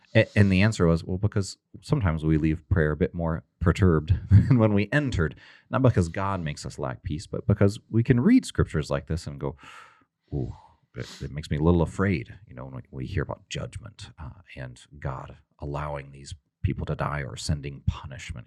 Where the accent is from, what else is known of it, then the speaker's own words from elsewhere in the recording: Texas, United States; I'm from Texas